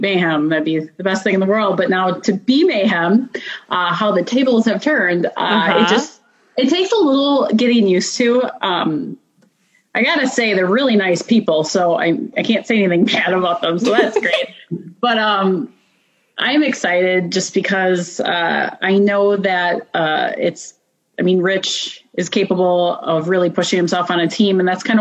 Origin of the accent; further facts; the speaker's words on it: Minneapolis, Minnesota, United States; moved away as an adult; now in Tennessee, United States; I'm originally from Minneapolis, Minnesota.